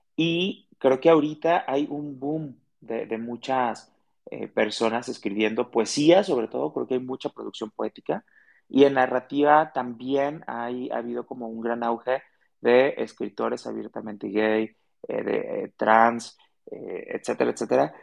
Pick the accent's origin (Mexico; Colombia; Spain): Mexico; Guadalajara, Jalisco; Soy de Guadalajara, soy tapatío y amo mi ciudad.